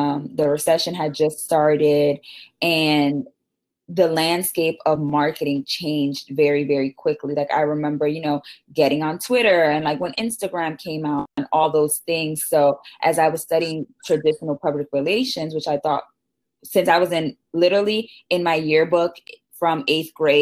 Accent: New York City, New York, United States; also born or lived in Syracuse, New York; I was born and raised in the Bronx, went to school at Syracuse in New York. So I'm a typical New York girl

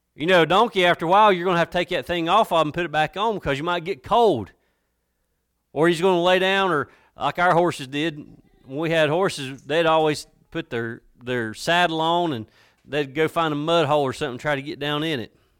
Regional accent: Watauga County, North Carolina, United States; I'm from Watauga County, and we deal more with cows than we do Christmas trees.

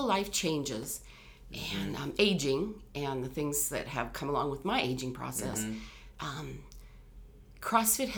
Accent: Dutton, Montana, United States; moved away as an adult; now in Great Falls, United States; I grew up in Dutton. I'm a farm girl.

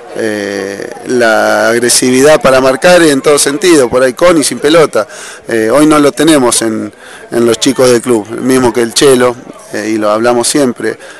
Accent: Santa Fe, Argentina; moved away; De Santa Fe.

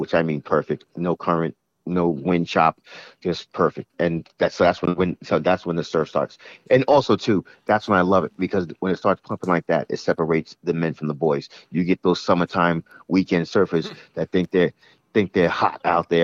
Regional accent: Long Island, New York, United States; I grew up on Long Island and my twin brother and I, we're always into something.

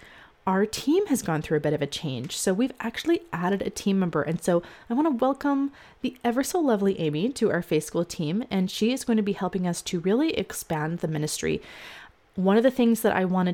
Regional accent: Canada; I'm actually Canadian.

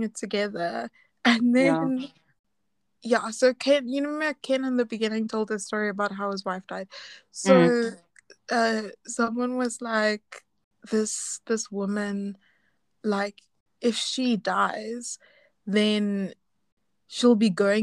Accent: South Africa

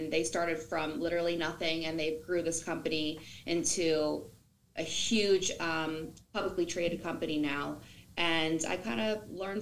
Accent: New Jersey, United States; I'm from New Jersey

